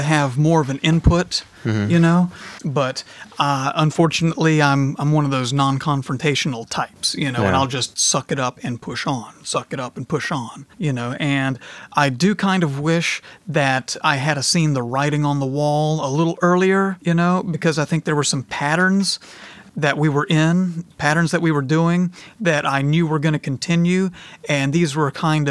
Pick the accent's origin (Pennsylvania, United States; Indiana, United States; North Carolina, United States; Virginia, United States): North Carolina, United States; I'm from the South